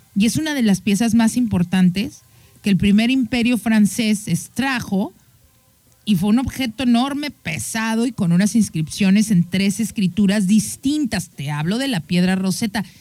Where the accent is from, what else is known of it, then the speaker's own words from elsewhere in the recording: Mexico; tú y yo como mexicanos